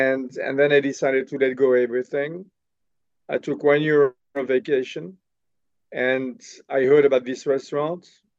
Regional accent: Paris, Île-de-France, France; English is a second language; moved away as an adult; now in United States; I was born in Paris. And my parents, they had a bakery in Paris.

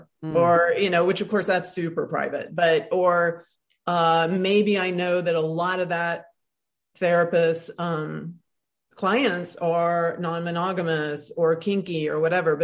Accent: Tuscaloosa, Alabama, United States; I grew up in Alabama, so everything that I am is in reaction to the racism, misogyny, homophobia I saw in Tuscaloosa, Alabama

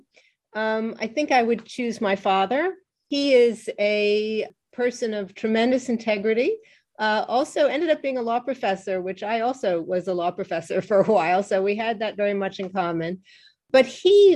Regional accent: New York, United States; I was growing up on the Upper West Side of New York

